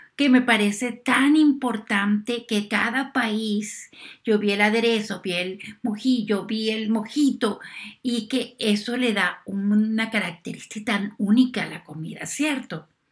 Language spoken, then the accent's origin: Spanish; Venezuela; moved away; yo soy venezolana, la comida mía aquí es venezolana